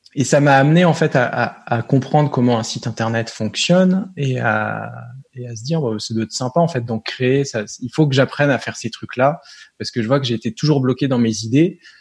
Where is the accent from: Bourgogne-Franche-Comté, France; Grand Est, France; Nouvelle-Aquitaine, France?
Grand Est, France; Nancy; on est du nord-est à Nancy